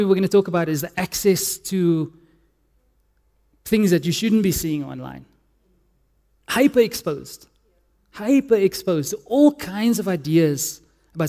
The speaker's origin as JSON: {"language": "English", "town": "Cape Town", "region": "Western Cape", "country": "South Africa", "said": "I'm from Cape Town"}